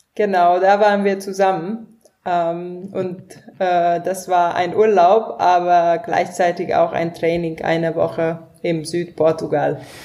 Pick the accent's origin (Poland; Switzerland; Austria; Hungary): Hungary; now in Frankfurt, Germany; Ich komme ursprünglich aus Ungarn äh, und ähm, ja, der Name kommt auch aus Ungarn